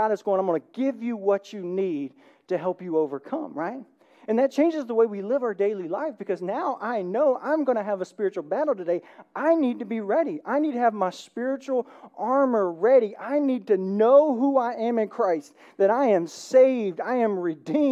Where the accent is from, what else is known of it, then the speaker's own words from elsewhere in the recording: the South, United States; accent: southern; Did you hear my southern accent?